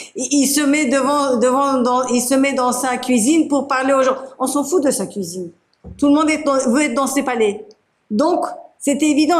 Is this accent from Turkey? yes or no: yes; Turkey; moved away; Je suis de Turquie